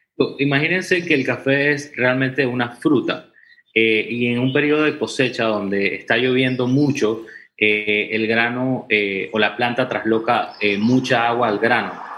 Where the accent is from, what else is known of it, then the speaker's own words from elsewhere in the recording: Santa Clara, Chiriquí, Panama; nosotros estamos en Chiriquí, eh, en el área de Renacimiento Santa Clara casi con la frontera con Costa Rica